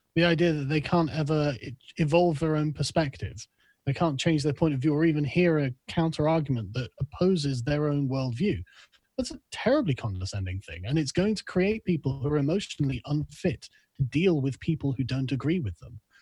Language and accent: English; England, United Kingdom; also born or lived in Germany; as an Englishman, it's just not like we have in England